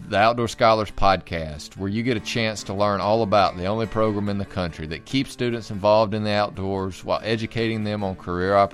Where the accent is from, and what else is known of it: Tyler, Alabama, United States